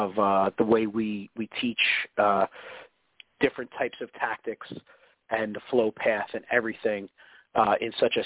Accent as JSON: {"language": "English", "region": "New Jersey", "country": "United States", "said": "I'm from New Jersey and I was raised by my two older brothers"}